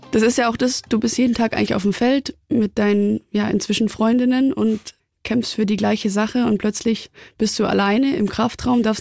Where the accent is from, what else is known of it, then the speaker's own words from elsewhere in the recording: Germany; now in Munich, Germany; der Bodensee, da komme ich super gerne zurück.